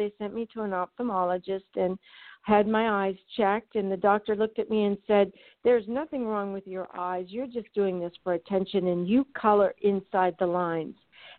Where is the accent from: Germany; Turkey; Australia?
Germany; Frankfurt, Hesse; I was born and raised in Frankfurt, Germany, and I went to Munich American High School. I spent all of my life over in Europe. So basically, when I came back to college for the first time in the United States, I was a stranger in my own land.